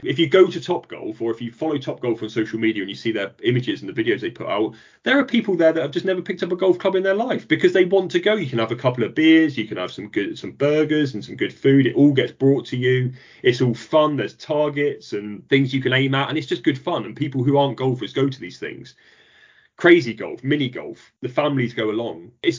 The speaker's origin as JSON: {"language": "English", "region": "North West England", "country": "United Kingdom", "tie": "born or raised there", "said": "the Ryder Cup was right on my doorstep where I grew up in Lancashire, and I watched the best players in the world."}